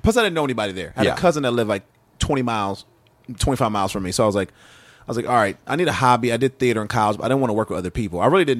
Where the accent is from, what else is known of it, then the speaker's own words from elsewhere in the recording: Atlanta, Georgia, United States; moved away as an adult; also born or lived in Dallas; I moved to Dallas because I'm from Atlanta originally.